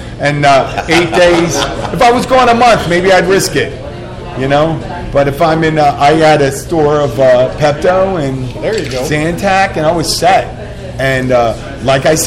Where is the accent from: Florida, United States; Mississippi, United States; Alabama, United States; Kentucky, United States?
Florida, United States; Florida Keys, United States; I'm from the Keys.